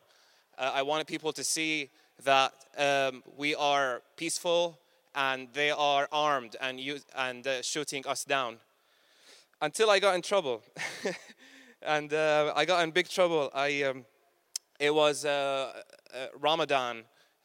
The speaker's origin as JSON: {"language": "English", "town": "Damascus", "region": "Damascus Governorate", "country": "Syria", "moved": "as an adult", "lives_now": "United Kingdom", "said": "in the old city where I'm come from Damascus"}